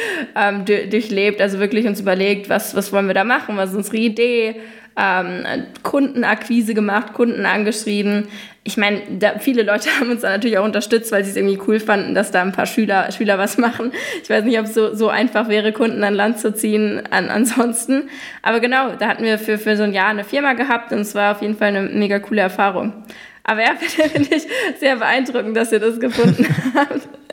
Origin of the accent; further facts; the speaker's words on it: Germany; first language German; moved away as an adult; now in New York, United States; als Deutsche